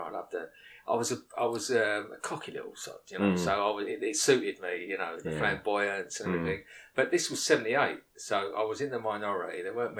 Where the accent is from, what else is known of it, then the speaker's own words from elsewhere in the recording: Essex, East of England, United Kingdom; I am from Essex.